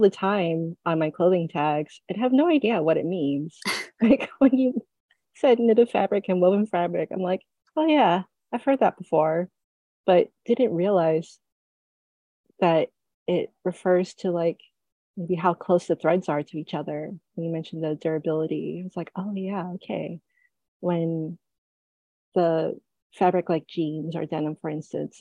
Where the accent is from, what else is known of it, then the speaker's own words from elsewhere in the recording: New York City, New York, United States; I grew up in New York City